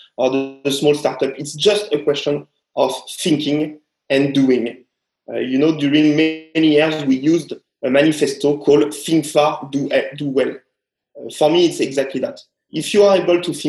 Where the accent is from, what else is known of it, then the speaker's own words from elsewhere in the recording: France; now in Shanghai, China; To be French